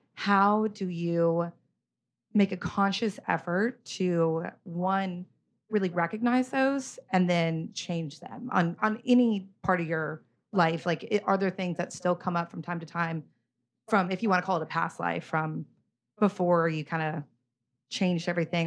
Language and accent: English; Oklahoma, United States; now in New York, United States; I grew up in Oklahoma